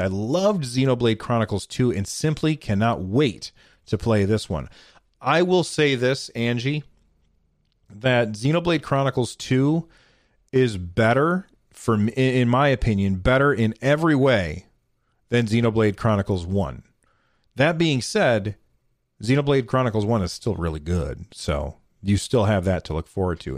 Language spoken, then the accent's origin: English; United States; I'm an American